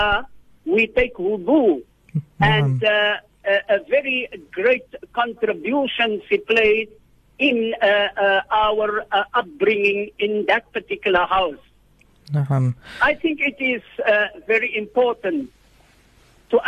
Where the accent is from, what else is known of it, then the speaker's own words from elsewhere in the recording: Worcester, Western Cape, South Africa; I was born in the Bulan town of Worcester